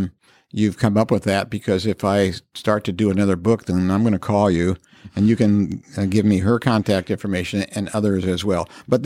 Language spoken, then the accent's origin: English; Indianapolis, Indiana, United States; moved away as an adult; also born or lived in Colorado / Carmel; Yes, I was born and raised in Indianapolis, and I didn't leave till it was time to go to college.